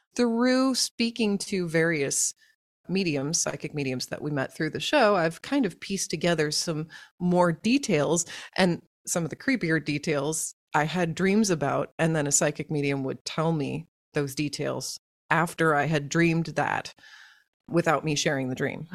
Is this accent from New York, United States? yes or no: no; Tulsa, Oklahoma, United States; I grew up in Oklahoma, in Tulsa, Oklahoma